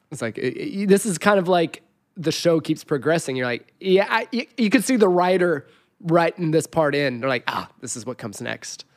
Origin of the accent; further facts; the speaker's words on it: Forest Falls, California, United States; I grew up in Forest Falls where the floods would come through every other year and the fires would happen.